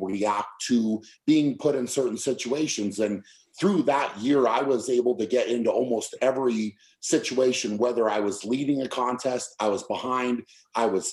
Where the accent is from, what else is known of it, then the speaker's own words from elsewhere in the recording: United States; being an American